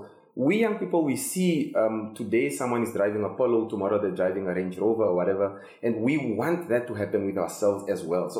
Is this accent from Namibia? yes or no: yes; Ovamboland, Namibia; I'm from Ovamboland